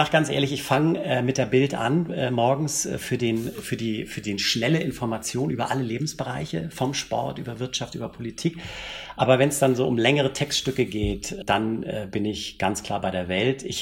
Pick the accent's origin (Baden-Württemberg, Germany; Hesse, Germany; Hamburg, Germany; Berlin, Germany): Hamburg, Germany; born there; accent: Hamburg; wie man unschwer an meiner Sprachfärbung hört, bin ich gebürtiger Hamburger